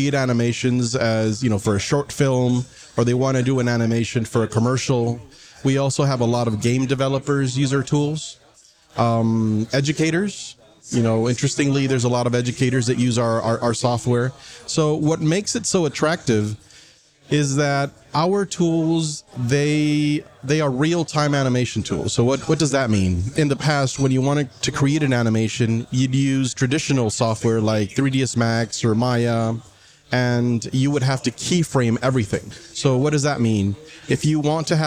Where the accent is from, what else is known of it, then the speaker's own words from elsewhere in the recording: La Ceiba, Atlántida, Honduras; moved away as an adult; also born or lived in Taiwan; now in Taipei, Taiwan; I am a native from Honduras, small little seaside town called La Ceiba. I have been in Taiwan for about 22, 23 years